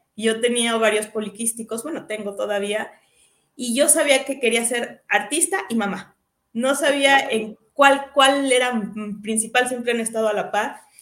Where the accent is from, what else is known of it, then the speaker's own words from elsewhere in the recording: Querétaro, Mexico; hija de Juan y de Coco, de Moroleón, Guanajuato y de Celaya, soy queretana